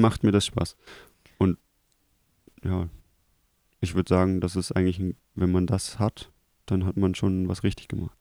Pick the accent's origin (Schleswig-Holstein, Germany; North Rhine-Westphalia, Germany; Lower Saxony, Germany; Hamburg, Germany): North Rhine-Westphalia, Germany; Krefeld; bei uns in Krefeld gab es eine Schule